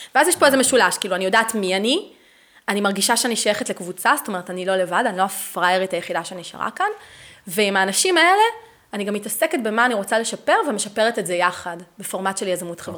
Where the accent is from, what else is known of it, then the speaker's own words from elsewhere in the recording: Netanya, Central District, Israel; moved away as an adult; now in Beersheba, Israel; אני גדלתי בנתניה